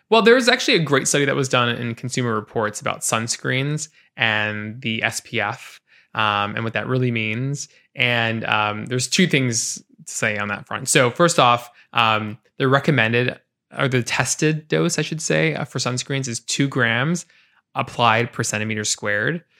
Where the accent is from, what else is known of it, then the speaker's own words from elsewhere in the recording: Portland, Oregon, United States; I grew up in Portland, born and raised